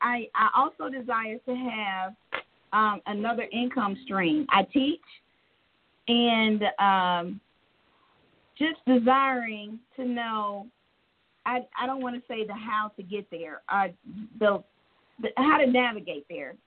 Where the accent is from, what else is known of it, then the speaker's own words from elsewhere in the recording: Talladega, Alabama, United States; now in Tucker, United States; I am from, actually, Talladega, Alabama, but I live in Tucker, Georgia.